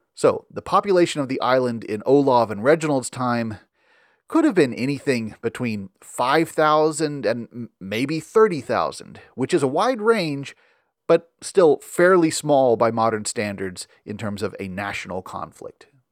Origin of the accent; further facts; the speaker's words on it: Memphis, Tennessee, United States; I'm from Memphis